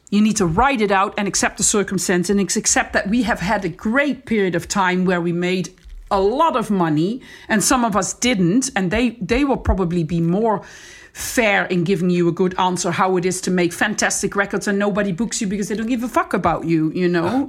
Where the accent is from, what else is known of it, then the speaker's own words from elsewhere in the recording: Netherlands; moved away as an adult; also born or lived in Amsterdam / Australia; I'm from the Netherlands, so it's fair to say that we, I'm, c, I'm coming from a very safe country.